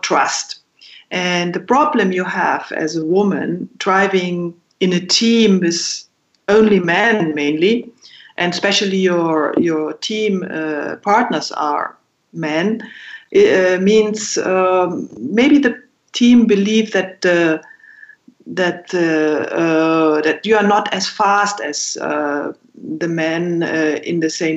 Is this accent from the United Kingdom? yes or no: no; Berchtesgaden, Bavaria, Germany; growing up in Berchtesgaden